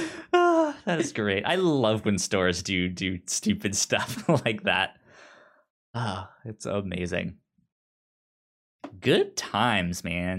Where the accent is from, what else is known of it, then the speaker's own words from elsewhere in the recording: Virginia, United States; Yeah, I grew up near Tyson's Corner and stuff like that.